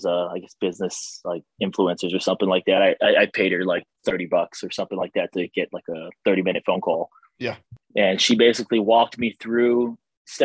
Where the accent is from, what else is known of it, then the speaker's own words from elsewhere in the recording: Hawaii, United States; moved away; I'm originally from Hawaii